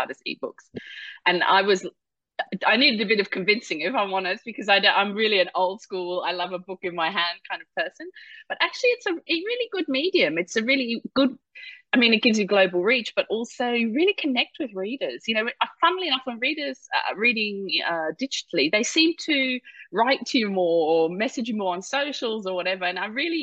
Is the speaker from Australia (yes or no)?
yes; Mount Isa, Queensland, Australia; moved away as an adult; also born or lived in London / Lisbon; now in Berlin, Germany; I grew up in Mount Isa in far northwest Queensland